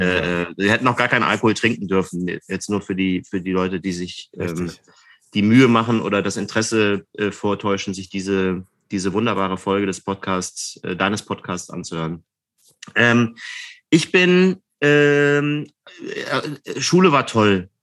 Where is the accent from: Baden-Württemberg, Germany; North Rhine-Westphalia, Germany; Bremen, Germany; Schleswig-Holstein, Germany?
North Rhine-Westphalia, Germany; Mülheim an der Ruhr; now in Berlin, Germany; in Mühlheim an der Ruhr in meiner Heimatstadt